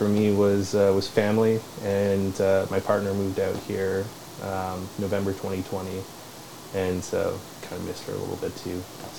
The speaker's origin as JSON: {"language": "English", "town": "Kimberley", "region": "British Columbia", "country": "Canada", "tie": "born or raised there", "also_born_or_lived": "Calgary / Toronto", "lives_now": "Vancouver, Canada", "said": "I grew up in small towns in BC."}